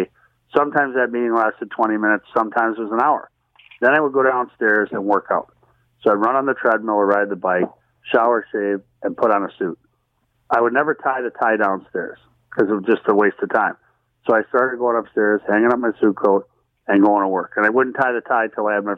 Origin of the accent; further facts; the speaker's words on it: Minnesota, United States; I'm from Minnesota